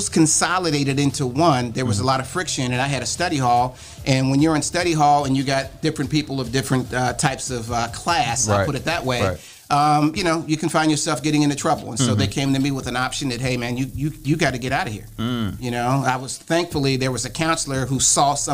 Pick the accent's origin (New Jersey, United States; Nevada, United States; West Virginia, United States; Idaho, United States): West Virginia, United States; Wheeling; I'm from Wheeling, West Virginia. We lived in East Wheeling.